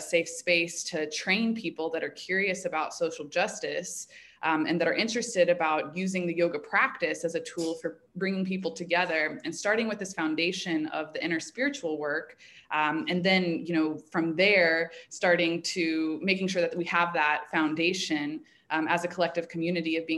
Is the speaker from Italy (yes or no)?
no; Indianapolis, Indiana, United States; moved away as an adult; also born or lived in Chicago; I grew up in Indianapolis